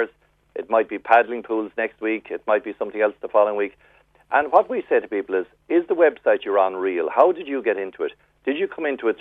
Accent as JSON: {"language": "English", "area": "West Cork", "region": "Munster", "country": "Ireland", "tie": "born or raised there", "moved": "yes", "lives_now": "Dublin, Ireland", "said": "I'm from West Cork, born and reared, so I'll always be from West Cork"}